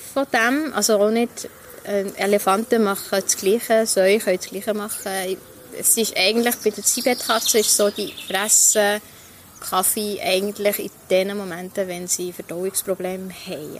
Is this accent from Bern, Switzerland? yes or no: yes; Langnau im Emmental, Bern, Switzerland; moved away as an adult; also born or lived in Ecuador; now in Bern, Switzerland; Ich bin immer noch gerne ähm, Langnauerin, wobei ich bin ja in Goal aufgewachsen